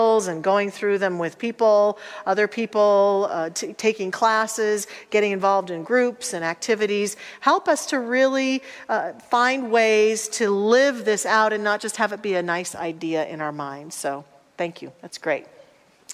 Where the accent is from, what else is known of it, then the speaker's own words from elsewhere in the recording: Salida, Colorado, United States; I'm a fifth generation Coloradan, and I was born in Salida, Colorado